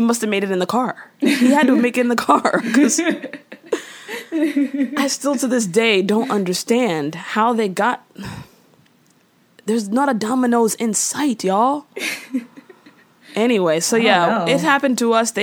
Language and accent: English; Tampa, Florida, United States; we're from Tampa, Florida